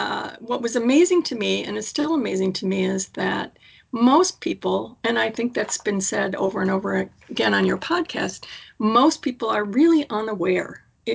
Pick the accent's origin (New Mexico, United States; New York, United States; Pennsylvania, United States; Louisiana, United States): New York, United States; Buffalo; I'm actually from Buffalo, and I have no real French background.